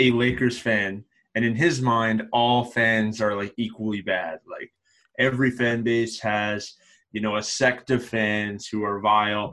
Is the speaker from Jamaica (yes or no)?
no; Calgary, Alberta, Canada; I'm from Calgary, Alberta